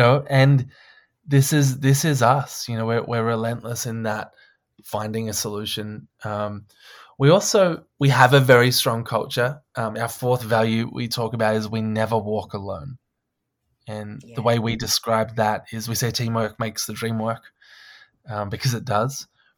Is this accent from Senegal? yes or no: no; Australia; And I was like, that is so odd as an Australian.